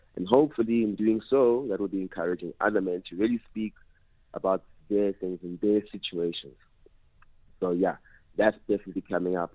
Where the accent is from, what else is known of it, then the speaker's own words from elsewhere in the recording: Port Elizabeth, Eastern Cape, South Africa; now in Johannesburg, South Africa; growing up in Eastern Cape, uh, a lot of traditional elements